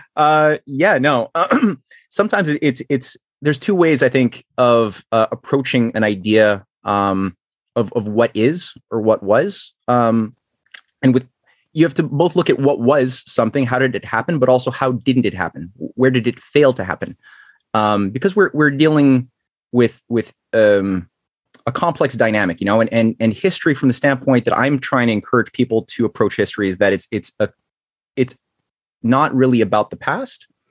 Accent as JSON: {"language": "English", "country": "Canada", "said": "I'm Canadian"}